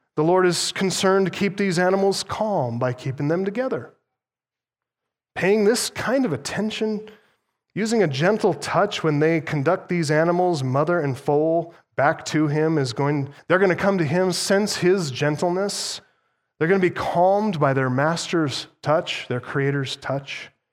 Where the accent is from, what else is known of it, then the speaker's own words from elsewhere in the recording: United States; as an American